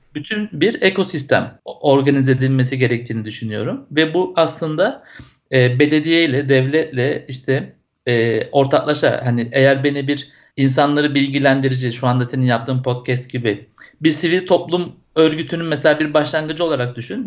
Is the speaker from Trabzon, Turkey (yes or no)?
no; İzmir, Turkey; 77 İzmir doğumluyum.